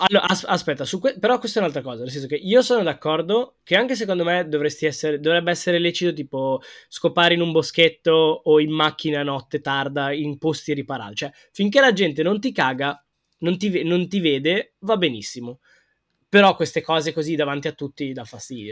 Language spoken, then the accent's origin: Italian; Milan, Lombardy, Italy; Io sono proprio milanese